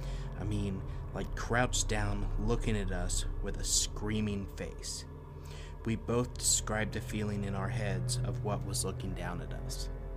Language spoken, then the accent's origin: English; Ohio, United States; we had just moved into a new apartment in Bellevue, Ohio, very close to my hometown.